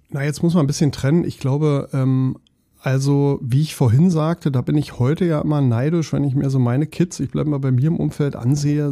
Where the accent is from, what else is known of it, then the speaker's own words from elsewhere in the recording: Berlin, Germany; moved away as an adult; now in Hamburg, Germany; So ist meine Heimatstadt